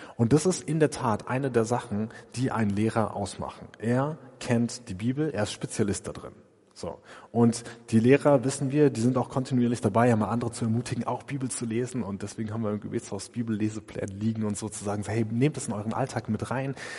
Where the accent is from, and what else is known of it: Germany